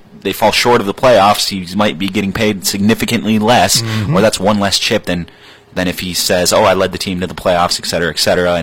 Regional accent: Marquette, Michigan, United States; also born or lived in Hancock, Michigan; I moved here from Hancock when I was 1 year old, so I'm from Marquette

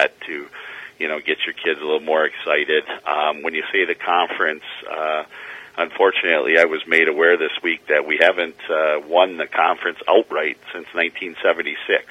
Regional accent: Escanaba, Michigan, United States; now in Marquette, United States; I'm from Escanaba

